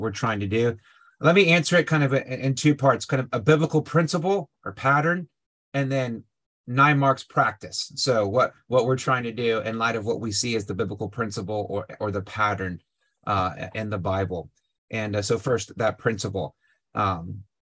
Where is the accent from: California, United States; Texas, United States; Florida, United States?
Texas, United States; Houston; moved away as an adult; also born or lived in Louisville; now in Washington, D.C., United States; born and raised in Houston, Texas